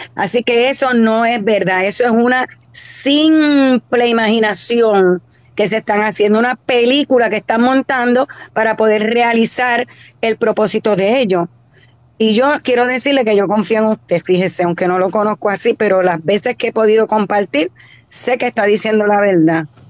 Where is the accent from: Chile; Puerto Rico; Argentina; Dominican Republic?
Puerto Rico; Yo no soy cubana, soy de Puerto Rico